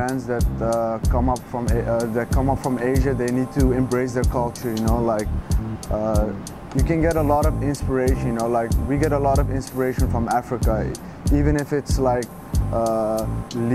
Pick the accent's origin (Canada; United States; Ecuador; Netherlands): Netherlands; Amsterdam, North Holland; growing up in Amsterdam, having that European mentality